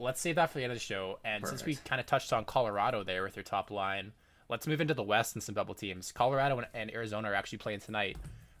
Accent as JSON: {"language": "English", "town": "Calgary", "region": "Alberta", "country": "Canada", "said": "I'm from Calgary"}